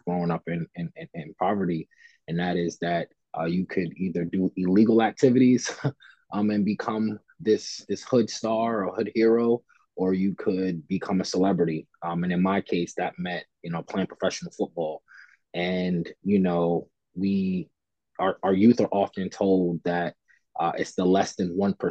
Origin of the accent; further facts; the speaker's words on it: New York City, New York, United States; growing up in Fort Greene, Brooklyn